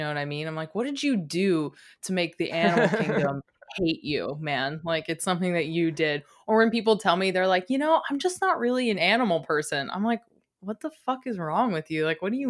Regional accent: East Coast, United States; also born or lived in Midwest; growing up on the East Coast and then living in the Midwest in those summers

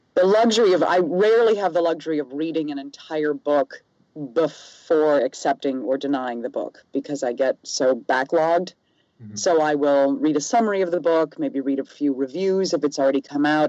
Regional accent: the South, United States; also born or lived in New York / Los Angeles; now in Seattle, United States; I'm from the South originally

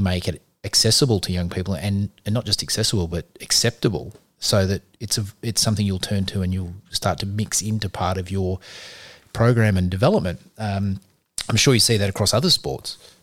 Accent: Australia; we're Australian

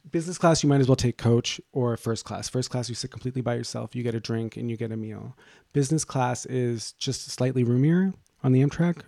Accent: Boston, Massachusetts, United States; moved away

